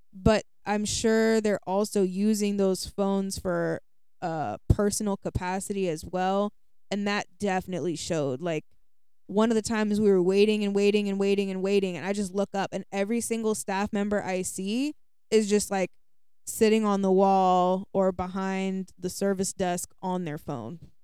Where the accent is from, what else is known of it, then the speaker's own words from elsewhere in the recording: United States; being an American